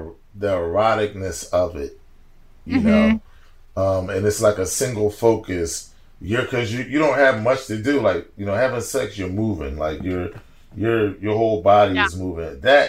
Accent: Los Angeles, California, United States; Yeah. Where you from? I'm from Cali.

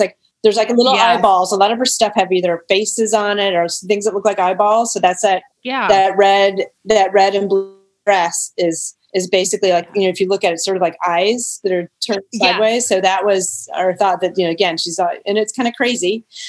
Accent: the South, United States; maybe because I was from the South and too, that it's hot and kind of blinding all the time.

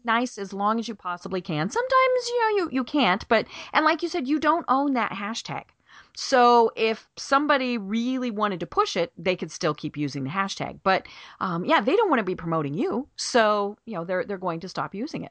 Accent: Colorado, United States; moved away as an adult; now in Atlanta, United States; I'm from Colorado.

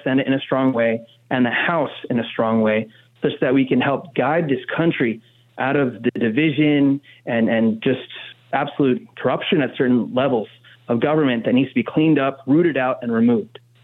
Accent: New Jersey, United States; as someone born and raised in Jersey

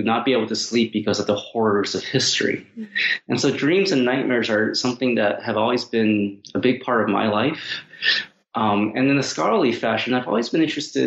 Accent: Seattle, Washington, United States; as a Chinese American kid growing up in Seattle

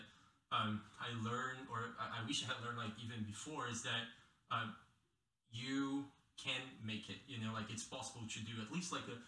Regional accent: Brazil; moved away as an adult; now in Carbondale, United States; I'm from Brazil originally. I've been here in Carbondale and in the US for 5 years now

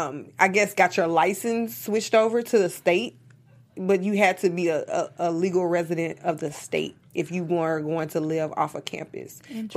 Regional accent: Memphis, Tennessee, United States; moved away as an adult; also born or lived in New Orleans; I went to school in New Orleans, and I'm from Memphis.

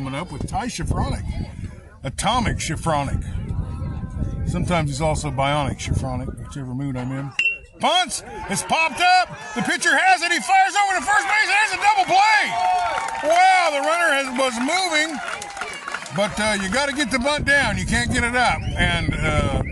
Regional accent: Fairfield, Iowa, United States; my buddy Adam Steck, who I grew up with in Fairfield

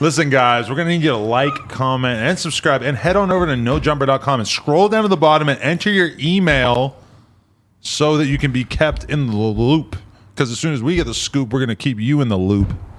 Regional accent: United States; I'm an American.

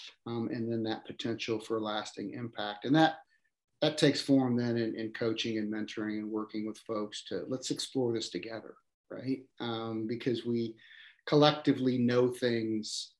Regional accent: United States; I grew up in a small town, suburb of Kansas City, really founded by Slavic immigrants.

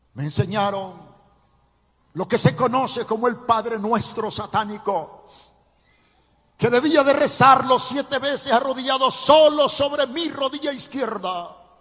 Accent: Ciudad Barrios, San Miguel, El Salvador; Nací en Ciudad Barrios, en el departamento de San Miguel, en, el oriente del Salvador

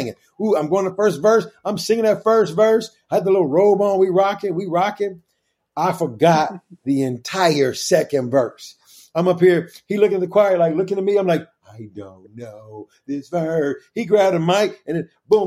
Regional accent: Kansas City, United States; the church where I grew up at in Kansas City

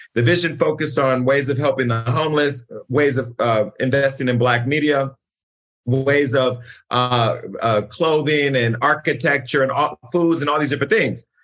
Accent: California, United States; I'm from California

